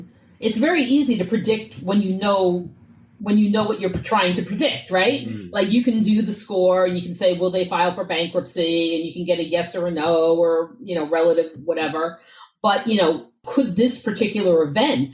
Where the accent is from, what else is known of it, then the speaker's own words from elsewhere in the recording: New York, United States; I grew up in New York in the 80s